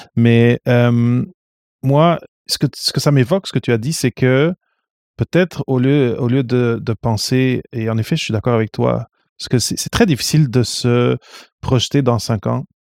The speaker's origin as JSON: {"language": "French", "country": "Portugal", "also_born_or_lived": "North America", "moved": "yes", "said": "je viens du Portugal"}